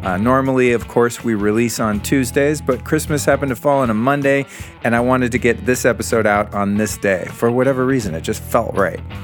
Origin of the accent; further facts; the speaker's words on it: United States; as an American boy who grew up in the seventies